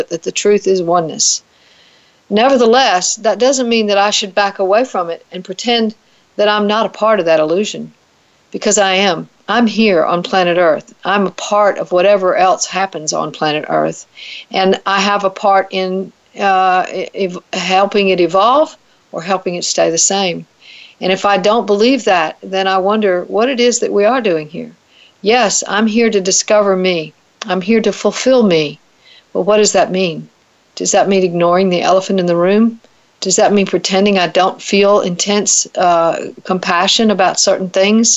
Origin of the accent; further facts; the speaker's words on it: the South, United States; accent: Southern; In case you can't tell from my accent, I live in the South